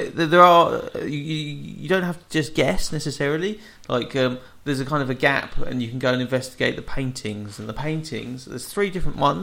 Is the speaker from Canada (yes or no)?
no; England, United Kingdom; I'm so English